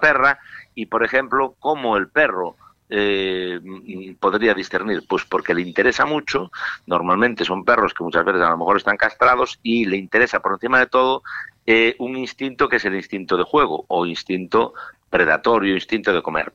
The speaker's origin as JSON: {"language": "Spanish", "region": "Galicia", "country": "Spain", "said": "con mi tierra no se mete ni Dios. si hablo yo mal de ella, hablo yo porque soy gallego"}